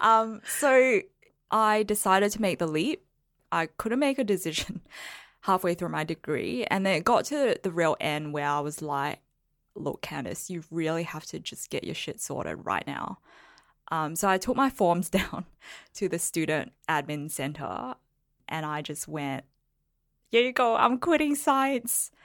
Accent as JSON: {"language": "English", "country": "Singapore", "tie": "born or raised there", "said": "I was born in Singapore"}